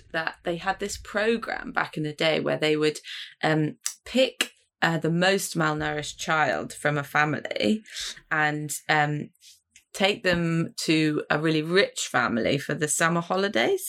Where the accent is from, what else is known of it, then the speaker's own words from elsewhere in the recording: London, United Kingdom; I grew up in North London.